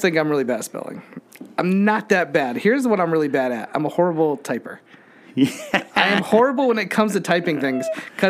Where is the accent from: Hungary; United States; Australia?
United States; Connecticut; moved away; Like, how are you in Connecticut right now? And I was like, this is my hometown.